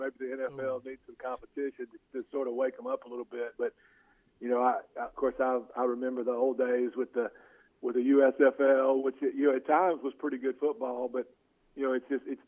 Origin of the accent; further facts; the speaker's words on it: Monroe, Louisiana, United States; I was from Monroe